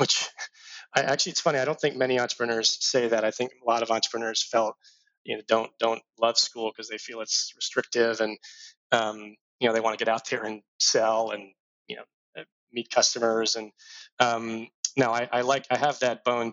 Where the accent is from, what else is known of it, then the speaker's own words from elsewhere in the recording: Dallas, Texas, United States; moved away as an adult; also born or lived in Houston; I was born in Houston, raised in Dallas, had a pretty awesome childhood